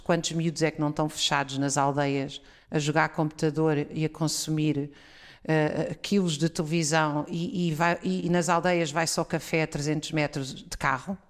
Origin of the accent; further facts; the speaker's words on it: Oeiras, Lisbon, Portugal; os descampados onde eu brincava quando era pequena no Conselho de Oeiras